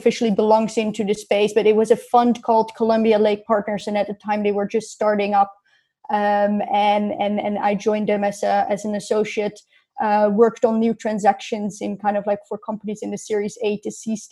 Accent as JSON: {"language": "English", "area": "north of Amsterdam", "region": "North Holland", "country": "Netherlands", "tie": "born or raised there", "also_born_or_lived": "Rotterdam / London", "moved": "as an adult", "said": "I grew up in the Netherlands, north of Amsterdam, 30 kilometers north of Amsterdam"}